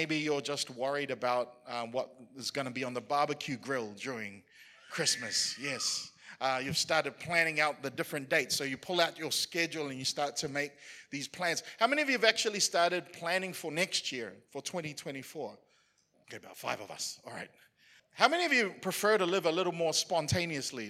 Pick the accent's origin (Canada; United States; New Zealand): New Zealand; as a New Zealander, as somebody who was born and raised in New Zealand